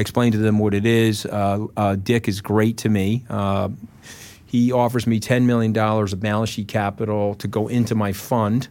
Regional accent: Port Washington, New York, United States; came from my hometown

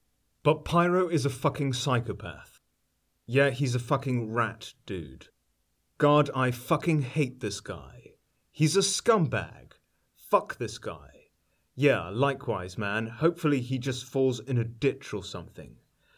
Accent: United Kingdom; I'm from Britain. I went to boarding

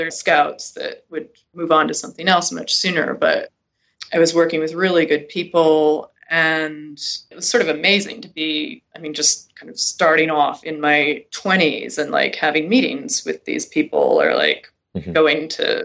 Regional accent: Connecticut, United States; moved away as an adult; also born or lived in Europe / New York City; everyone else I was in school with in this very small Connecticut town had never even been out of the state

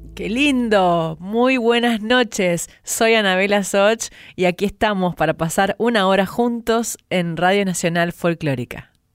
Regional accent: San Nicolás de los Arroyos, Buenos Aires Province, Argentina; mi pueblo, San Nicolás de los Arroyos

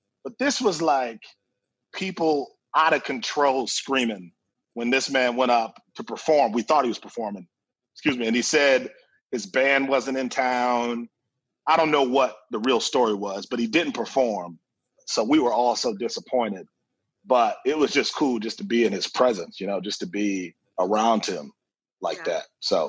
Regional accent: Milwaukee, Wisconsin, United States; moved away as an adult; now in Minneapolis, United States; being born and raised in like Milwaukee, Wisconsin

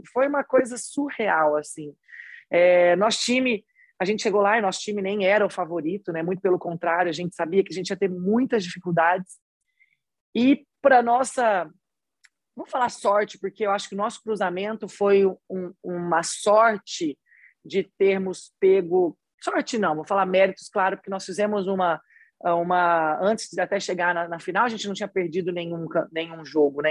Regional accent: São José do Rio Preto, São Paulo, Brazil; accent: interior paulista, Minas-like; now in Belo Horizonte, Brazil; sou paulista, mas eu sou do interior, né? Então eu sou do interior mais perto de Minas do que eu sou da capital. Então por isso que eu já tenho até esse resquício, esse sotaquezinho assim, eu sempre falava uai, sou. Tipo assim, eu já tinha isso do interior, eu sou de São José do Rio Preto.

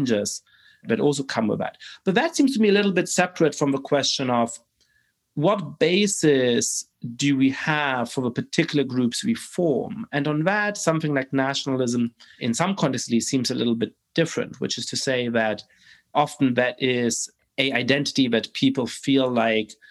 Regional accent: Germany; I grew up in Germany

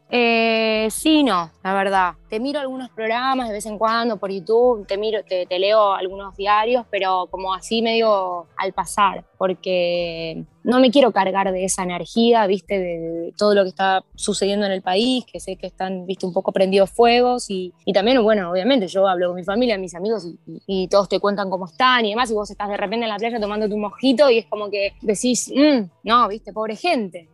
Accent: Argentina; accent: Argentine; moved away as an adult; also born or lived in Valencian Community, Spain; now in Spain; nuestro acento

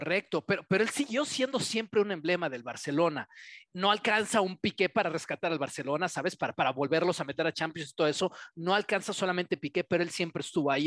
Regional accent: Mexico; Como mexicanos

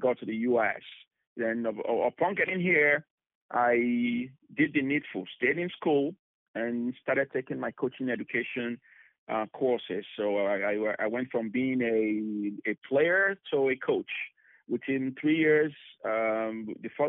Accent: Benin City, Edo, Nigeria; now in United States; I am from Nigeria originally. I was born in Nigeria, 1976, in a city called Benin City.

